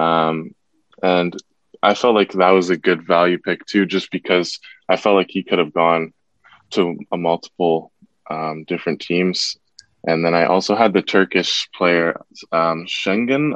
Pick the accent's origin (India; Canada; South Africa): Canada; Toronto, Ontario; I'm from Toronto myself